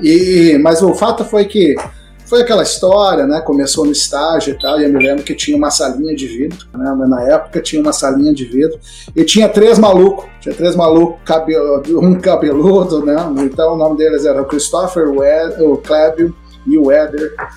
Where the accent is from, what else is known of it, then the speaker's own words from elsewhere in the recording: Passo Fundo, Rio Grande do Sul, Brazil; moved away as an adult; also born or lived in Porto Alegre / São Paulo; Me criei em Passo Fundo, me mudei para lá enquanto criança